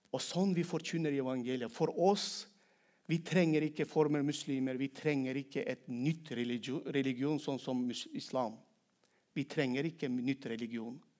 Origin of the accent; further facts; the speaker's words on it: Turkmenistan; Norwegian is a second language; moved away as an adult; now in Norway; jeg kom til Norge i 2001 som kvoteflyktning fra hjemlandet mitt da jeg var 23 år gammel. Men jeg ikke ble frelst i Norge, men jeg har blitt frelst i mitt eget land, Turkmenistan